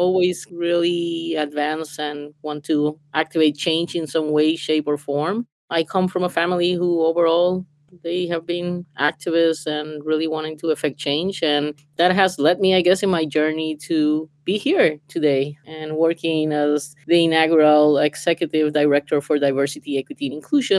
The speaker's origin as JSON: {"language": "English", "country": "Puerto Rico", "moved": "as an adult", "lives_now": "United States", "said": "And I'm originally from Puerto Rico"}